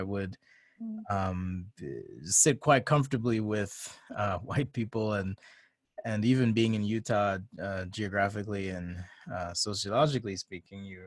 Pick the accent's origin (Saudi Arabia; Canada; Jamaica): Jamaica; now in United States; I came from Jamaica